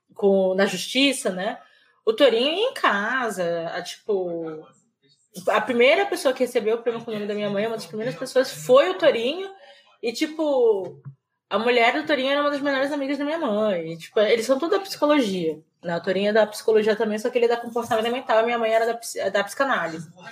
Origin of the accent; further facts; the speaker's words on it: Belém, Pará, Brazil; moved away as an adult; now in São Paulo, Brazil; eu sou de Belém, eu nasci na, no Hospital Adventista de Belém